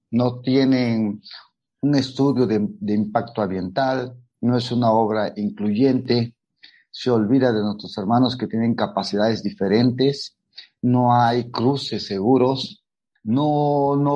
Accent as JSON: {"language": "Spanish", "town": "Oaxaca de Juárez", "region": "Oaxaca", "country": "Mexico", "tie": "born or raised there", "said": "soy artista plástico y soy nacido y creado en el Centro Histórico de Oaxaca, de Juárez."}